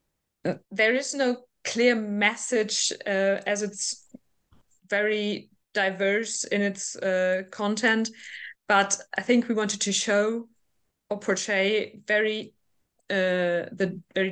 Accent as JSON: {"language": "English", "region": "North Rhine-Westphalia", "country": "Germany", "said": "I'm from Western Germany, more specific from North Rhine-Westphalia"}